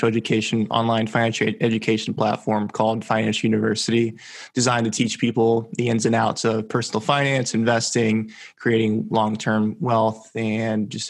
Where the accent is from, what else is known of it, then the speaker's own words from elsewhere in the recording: Central Florida, United States; also born or lived in Venezuela; I grew up in Central Florida